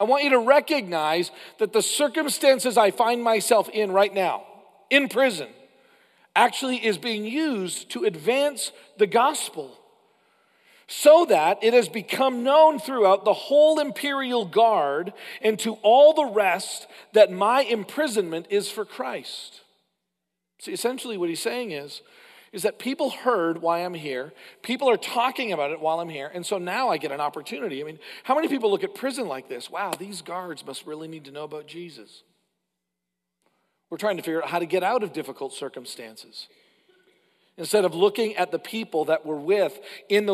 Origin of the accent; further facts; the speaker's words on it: Canada; as a Canadian